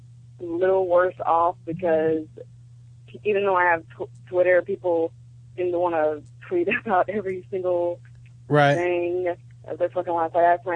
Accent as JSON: {"language": "English", "town": "Carrollton", "region": "Georgia", "country": "United States", "said": "Carrollton, Georgia."}